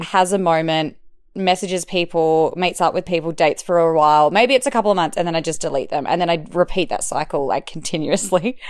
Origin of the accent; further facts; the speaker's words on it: Perth, Western Australia, Australia; moved away as an adult; now in Melbourne, Australia; I'm from Perth and it's kind of like a small country town city type vibe